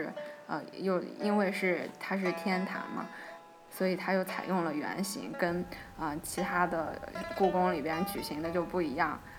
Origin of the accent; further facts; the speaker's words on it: Shanxi, China; 反正作为一个山西人，我之前几乎对这个县名没有印象。